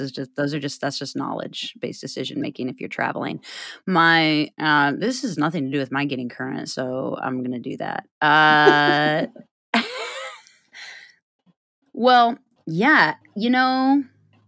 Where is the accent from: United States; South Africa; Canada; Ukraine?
United States; Iowa; we're both from Iowa